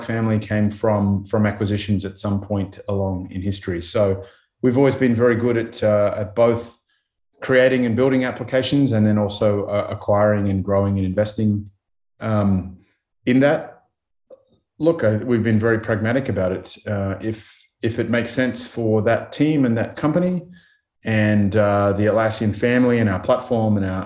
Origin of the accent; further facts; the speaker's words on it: Australia; being Australian